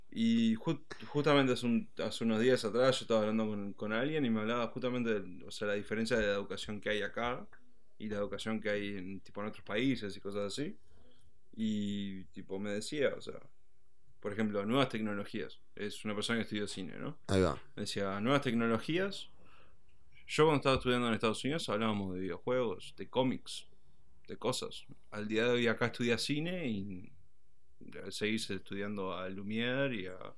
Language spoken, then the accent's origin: Spanish; Uruguay; Sí, sí, estamos todos ahí. Somos todos uruguayos, no hay